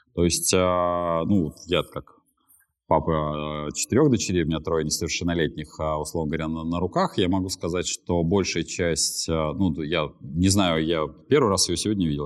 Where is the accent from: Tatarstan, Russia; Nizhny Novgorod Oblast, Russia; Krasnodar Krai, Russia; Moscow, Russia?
Moscow, Russia; я как москвич четвертом поколении